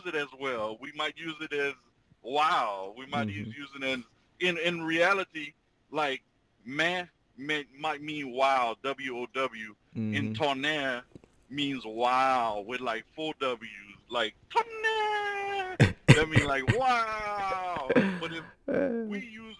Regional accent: Louisiana Creole, United States; just call us Creole

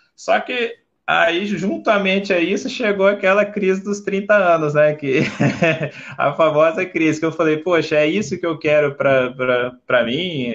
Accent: Vila Velha, Espírito Santo, Brazil; eu sou nasci em Vila Velha, né, no Espírito Santo

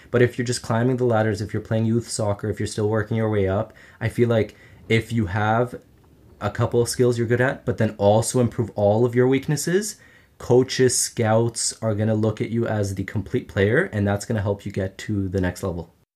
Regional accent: Ottawa, Ontario, Canada; I grew up in Ottawa, Canada

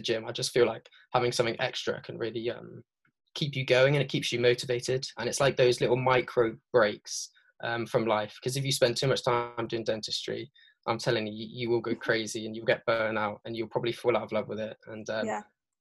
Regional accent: Devon, Somerset, South West England, United Kingdom; moved away as an adult; now in London, United Kingdom; I'm from down south, so down like Devon, Somerset way. So that's originally where I'm from

